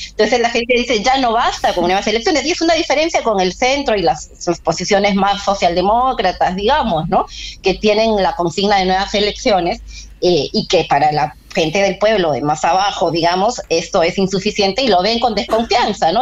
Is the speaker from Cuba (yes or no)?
no; Peru; como pueblo peruano